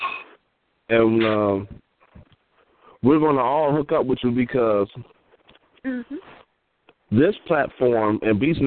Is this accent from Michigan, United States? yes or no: yes; Michigan, United States; I'm from Michigan